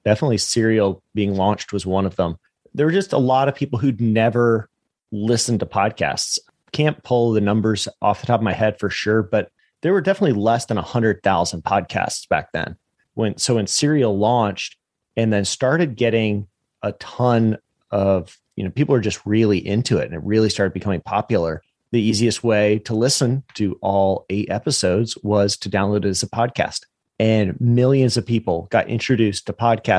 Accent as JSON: {"language": "English", "region": "the South", "country": "United States", "lives_now": "Jacksonville, United States", "said": "I'm from the South"}